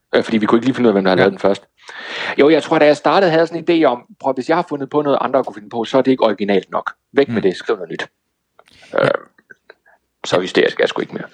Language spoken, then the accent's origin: Danish; Toftlund, Southern Denmark, Denmark; moved away; er jeg i min hjemby. Toftlund nede ja. i Sønderjylland